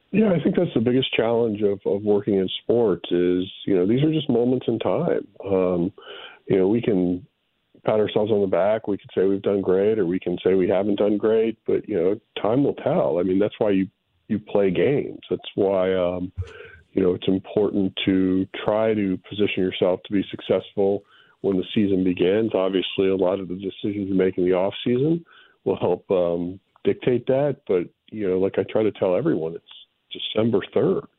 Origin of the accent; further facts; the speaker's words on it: Boulder, Colorado, United States; moved away; It's a great place to grow up and, uh, have very fond memories of Boulder.